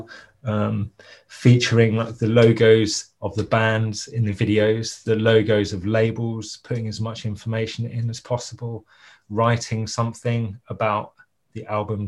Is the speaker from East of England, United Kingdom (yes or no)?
yes; Ipswich, East of England, United Kingdom; I'm from Ipswich, and I was a teenager in the 90s.